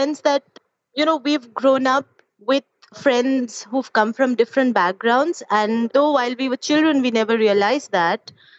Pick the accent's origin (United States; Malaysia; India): India